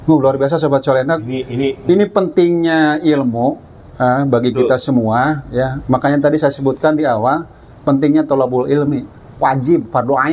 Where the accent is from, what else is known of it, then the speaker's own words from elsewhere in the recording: Bogor, West Java, Indonesia; karena saya lahir di Bogor kan lihat saya dulu naik naik angkot eh, apa naik angkutan tuh angkutannya kuda delman